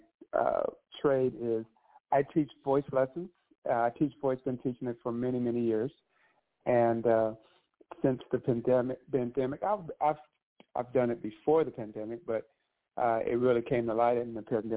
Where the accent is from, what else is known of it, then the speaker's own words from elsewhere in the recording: Victorville, California, United States; I am originally from Victorville, California